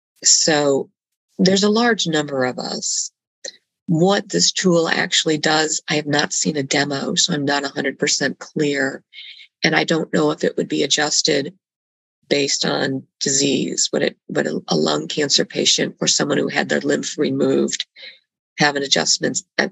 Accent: Bogotá, Bogotá Capital District, Colombia; I was born and raised in Bogota, Colombia.

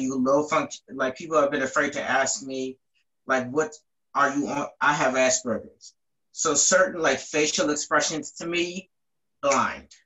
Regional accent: Baltimore, Maryland, United States; I'm from Baltimore, Maryland.

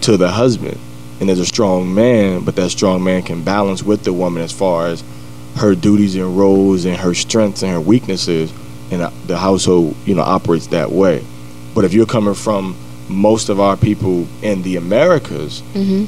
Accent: New York City, New York, United States; also born or lived in Washington, D.C. / Cleveland, Ohio; now in Columbus, United States; I'm from Jamaica, Queens, New York. Grew up in New York and D.C., Cleveland

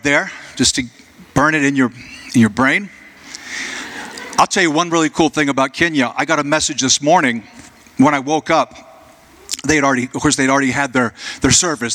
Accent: Jacksonville, United States; Jacksonville, my hometown

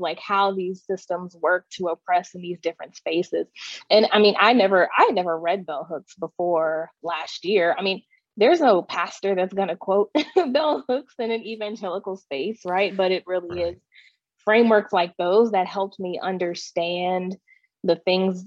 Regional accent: Texas, United States; I grew up in Texas, the Bible Belt, and was homeschooled

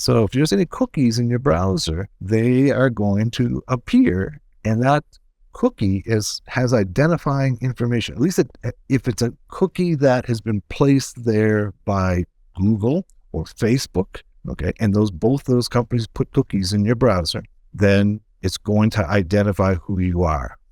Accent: United States; accent: American; I am in the US. So we can you can tell my American accent

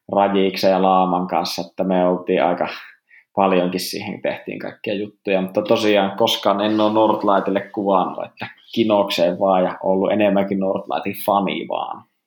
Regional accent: Rovaniemi, Lapland, Finland; mä oon Rovaniemeltä ja mä oon asunut tässä Ounasvaaran kupeessa koko elämäni

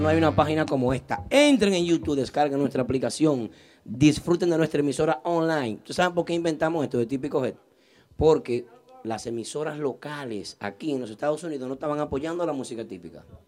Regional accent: Santiago de los Caballeros, Santiago, Dominican Republic; yo soy de Bellavista también, Santiago.

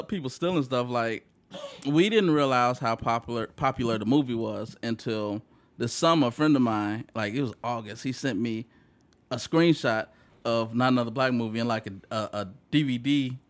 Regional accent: Bellwood, Illinois, United States; I'm from Bellwood suburbs.

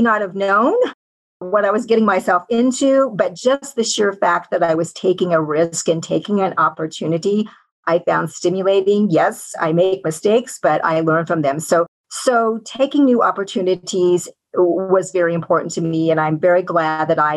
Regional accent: Kansas, United States; moved away as an adult; also born or lived in Colorado / California; I was born in Kansas and had the opportunity to attend medical school at the university

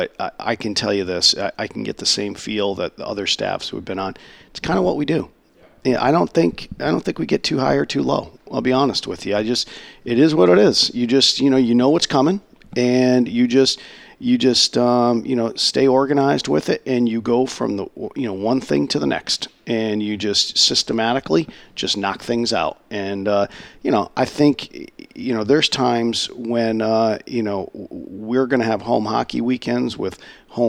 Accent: Enfield, Connecticut, United States; moved away; I was fortunate enough some 25 years ago to start a Hall of Fame in my hometown in Connecticut

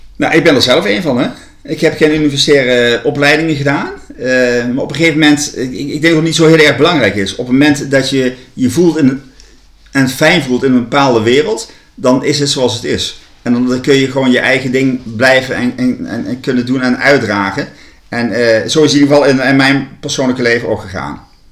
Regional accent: Winssen, Gelderland, Netherlands; now in Leiden, Netherlands; ik ben geboren in Winsen, een klein dorpje in het land van Maas en Waal. De grens uh, Gelderland-Brabant.

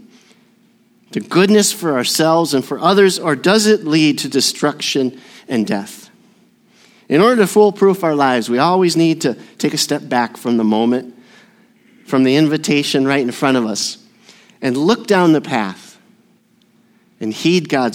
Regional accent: Burnsville, Minnesota, United States; also born or lived in Southern California; I was born in Southern California with the little old ladies from Pasadena. But my dad received a call to the frozen tundra of Minnesota, and so we moved to Burnsville, Minnesota

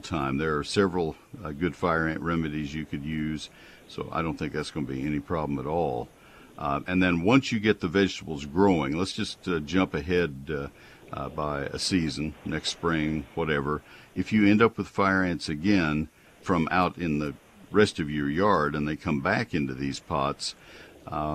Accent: Texas, United States; I grew up in Texas

